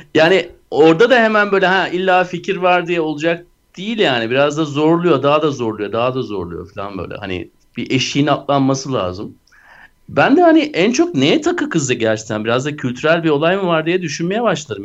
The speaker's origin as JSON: {"language": "Turkish", "country": "Turkey", "said": "biz Türkler olarak"}